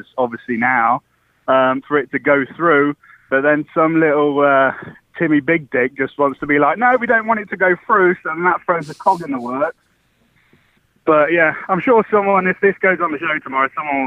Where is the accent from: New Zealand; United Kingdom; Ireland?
United Kingdom; accent: British; my British voice